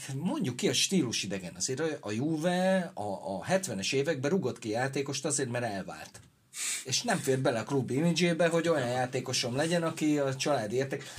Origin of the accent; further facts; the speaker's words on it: Veszprém, Veszprém County, Hungary; én Veszprémi vagyok